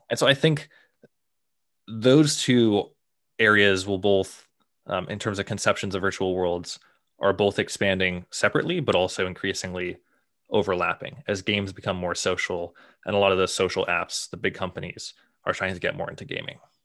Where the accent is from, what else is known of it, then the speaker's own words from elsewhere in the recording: Boston, Massachusetts, United States; I grew up in the Boston area